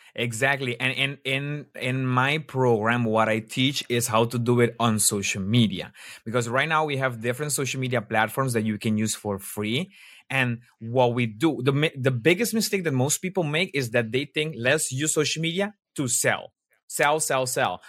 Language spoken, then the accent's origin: English; Aruba; moved away as an adult; also born or lived in Colombia (ancestry); now in Netherlands; I'm actually from Aruba. I was born in Aruba